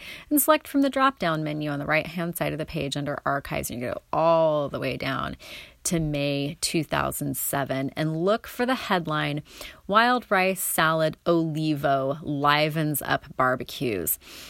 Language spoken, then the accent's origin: English; Coos Bay, Oregon, United States; My mom and I happened to be eating at a bistro in Coos Bay, where I grew up on the South Coast.